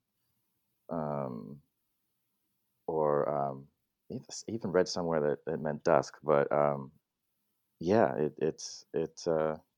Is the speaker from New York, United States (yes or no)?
yes; Long Island, New York, United States; also born or lived in Brooklyn, New York; the family moved out to Long Island, which is where they are still. And that's where I grew up mostly